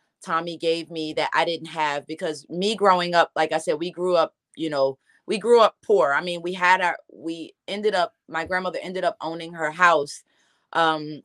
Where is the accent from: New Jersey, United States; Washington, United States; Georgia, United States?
New Jersey, United States; Newark; I'm from Newark, New Jersey